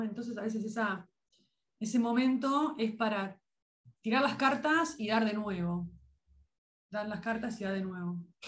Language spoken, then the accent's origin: Spanish; Lobos, Buenos Aires Province, Argentina; de mi pueblo, que por supuesto a todo el mundo invito a conocer Lobos